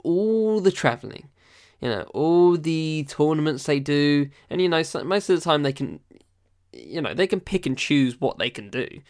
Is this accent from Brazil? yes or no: no; Essex, East of England, United Kingdom; also born or lived in London; I don't live in London. I was born there, but I moved to Essex when I was, like, six months old